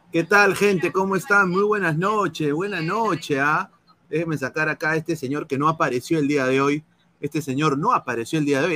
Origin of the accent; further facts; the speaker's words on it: Peru; now in United States; somos peruanos, eh, yo estoy aquí en los Estados Unidos